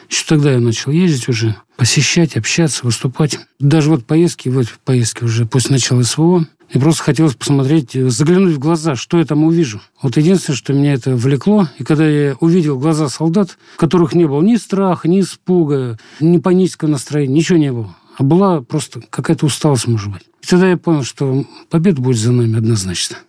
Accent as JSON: {"language": "Russian", "country": "Russia", "said": "мы из России"}